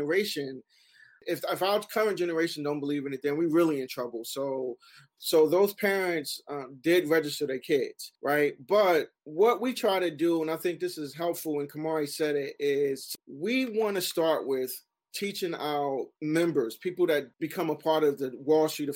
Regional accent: Newark, New Jersey, United States; Growing up in Newark

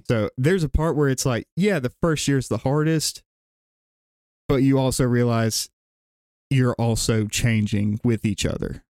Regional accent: Gadsden, Alabama, United States; born and raised in the South Side of Gadsden area

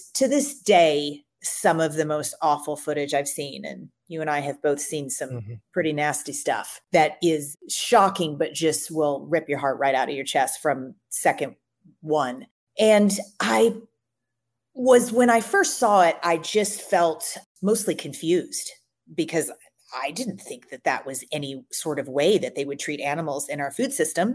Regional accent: Louisville, Kentucky, United States; I grew up in Louisville, Kentucky, and I grew up on every animal food you could imagine

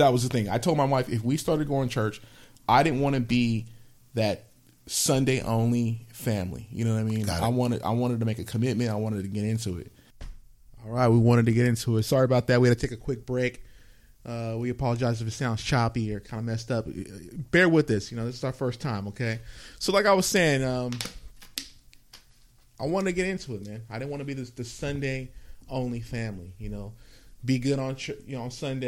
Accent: San Mateo, California, United States; also born or lived in Palo Alto, California / Redwood City, California / Stockton, California; Raised all over. I was born in the Bay Area, Palo Alto, California, Stanford Hospital. First few years of my life, I lived in Redwood City, California. Then moved to Stockton. Then from Stockton back, to San Mateo, back to the Bay Area. And that's where I graduated high school

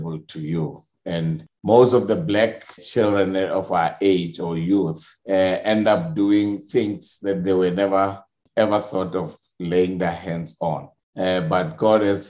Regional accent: South Africa; As a South African youth during our time

